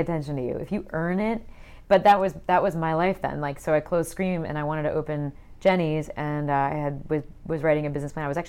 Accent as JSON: {"language": "English", "town": "Peoria", "region": "Illinois", "country": "United States", "moved": "yes", "lives_now": "Columbus, United States", "said": "I'm actually from the Midwest. I'm from the middle of Illinois, Peoria."}